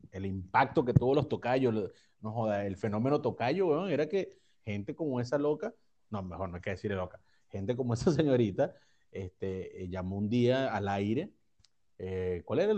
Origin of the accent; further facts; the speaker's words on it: Valencia, Carabobo, Venezuela; Yo soy de Valencia.